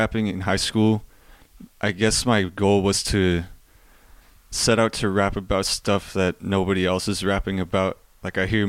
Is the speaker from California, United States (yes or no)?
yes; Yorba Linda, California, United States; now in Walnut, United States; I'm from Yorba Linda, Orange County